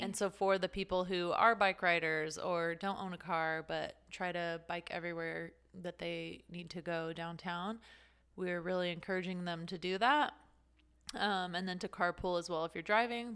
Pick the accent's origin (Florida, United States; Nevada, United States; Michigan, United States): Nevada, United States; Las Vegas; moved away as an adult; also born or lived in California; I'm originally from Las Vegas